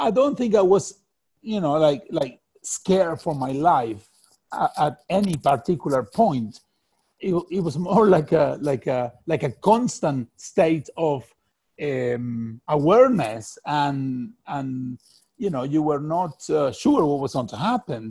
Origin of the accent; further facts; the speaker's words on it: Argentina; moved away; I'm from Argentina.